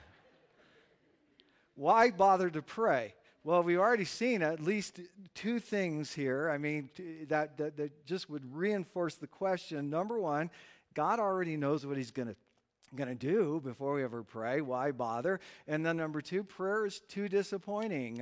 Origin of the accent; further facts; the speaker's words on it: United States; we're American